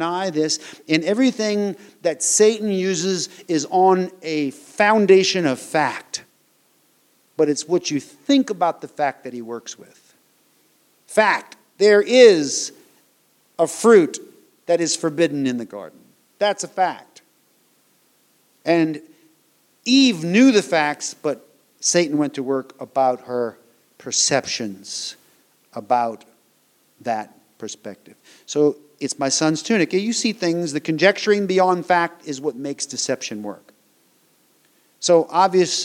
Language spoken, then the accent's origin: English; United States; moved away as an adult; I was born in the United States of America